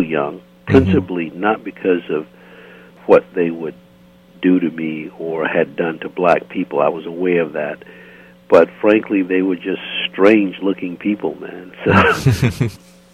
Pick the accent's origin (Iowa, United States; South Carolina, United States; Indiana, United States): South Carolina, United States; Greenville; moved away as an adult; I grew up in Greenville, South Carolina